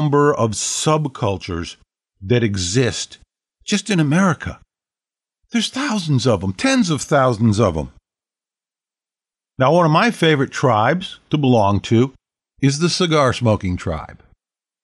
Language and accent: English; United States; I'm an American mongrel